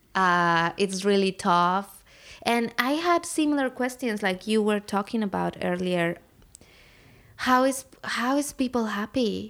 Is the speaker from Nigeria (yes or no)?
no; Puebla, Mexico; moved away; I'm from Mexico. I grew up in a city called Puebla